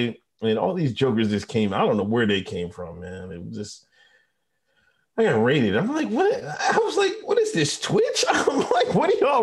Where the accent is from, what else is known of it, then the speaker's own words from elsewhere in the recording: Exeter, Pennsylvania, United States; I grew up in Exeter, Pennsylvania.